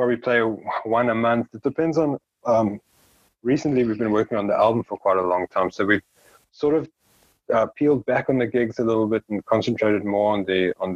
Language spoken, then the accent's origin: English; South Africa; we're a South African band, but then we're also a South African band from one of the smaller towns